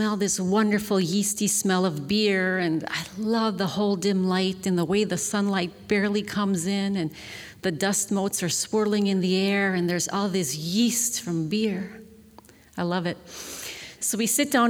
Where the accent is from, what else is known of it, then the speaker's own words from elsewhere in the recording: Milwaukee, Wisconsin, United States; I'm from Milwaukee, Wisconsin. You take your kids to taverns, and in the 60s, there's a tavern on every corner